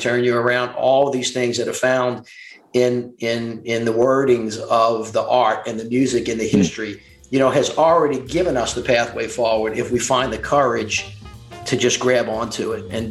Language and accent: English; the South, United States; also born or lived in Washington, D.C.; I'm a Southerner